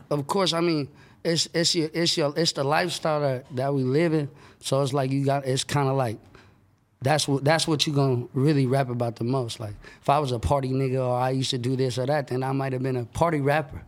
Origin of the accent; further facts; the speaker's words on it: Sacramento, California, United States; that's where I was born and raised